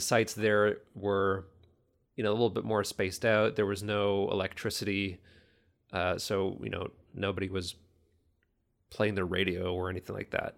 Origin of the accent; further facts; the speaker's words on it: Kitchener, Ontario, Canada; also born or lived in Toronto, Ontario; now in New Hamburg, Canada; moved to Kitchener, Ontario at a very young age. so young that I, I don't remember. So essentially the, my whole life in Kitchener